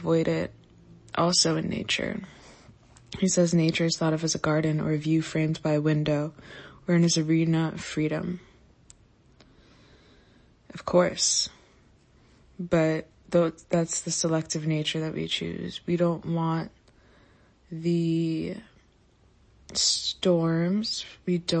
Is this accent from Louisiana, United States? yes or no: no; Florida, United States; growing up in Florida